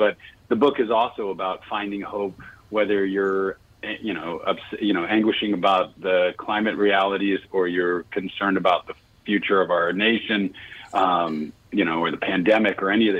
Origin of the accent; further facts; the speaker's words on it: New York City, New York, United States; now in California, United States; Well, originally born and bred in New York City. I live in California now.